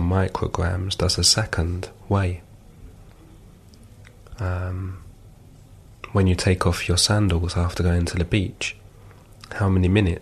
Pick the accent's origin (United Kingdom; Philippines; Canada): United Kingdom; London; moved away as an adult; now in France; I was born and raised in London, although I've lived and worked in France now for several years.